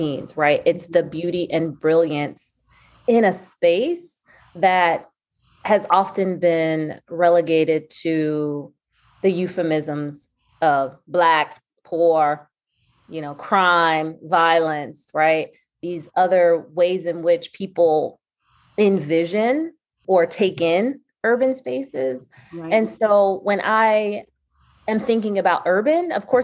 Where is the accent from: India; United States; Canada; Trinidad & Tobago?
United States; Philadelphia, Pennsylvania; I'm from West Philly. I grew up here